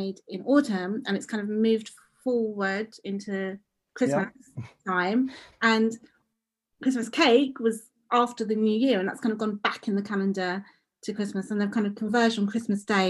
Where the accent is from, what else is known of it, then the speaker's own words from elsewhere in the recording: London, United Kingdom; when I was growing up, I grew up in Edmonton